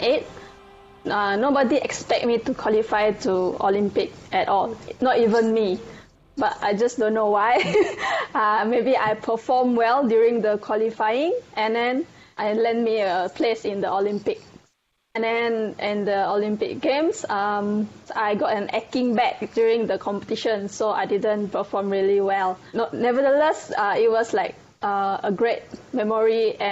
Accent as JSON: {"language": "English", "country": "Malaysia", "said": "I'm from Malaysia and I'm a diver"}